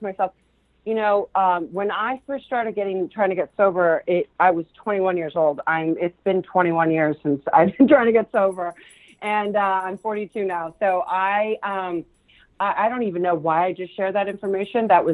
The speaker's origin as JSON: {"language": "English", "region": "California", "country": "United States", "tie": "born or raised there", "also_born_or_lived": "Argentina", "first_language": "Spanish", "second_language": "English", "said": "I'm a native Californian"}